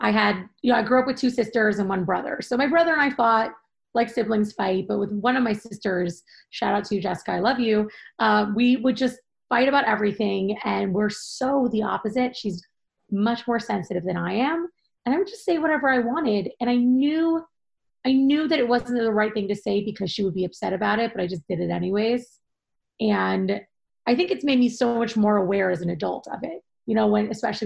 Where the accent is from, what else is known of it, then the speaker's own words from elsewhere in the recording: Seattle, Washington, United States; moved away as an adult; also born or lived in Manhattan, New York; now in Long Island, United States; I grew up in Seattle, Washington, born and raised, and still in my heart forever, even though I live in Long Island now